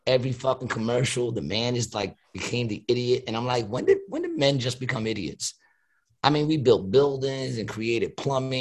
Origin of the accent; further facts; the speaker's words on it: New York City, New York, United States; I was born in Astoria.